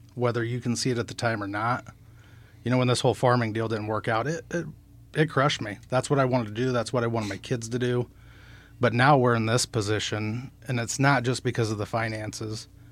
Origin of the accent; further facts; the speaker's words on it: Nehawka, Nebraska, United States; we actually grew up outside of Nahaka